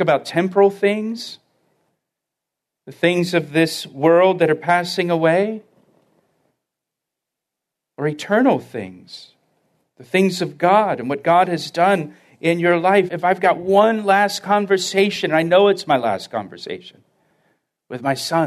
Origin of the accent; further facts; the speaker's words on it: the South, United States; growing up in the South